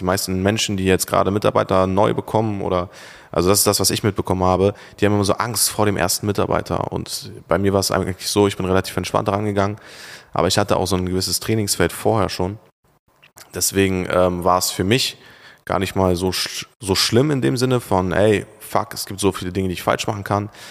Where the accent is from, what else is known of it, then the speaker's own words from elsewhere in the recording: Turkey; now in Germany; Oder in der Türkei, meine Heimat?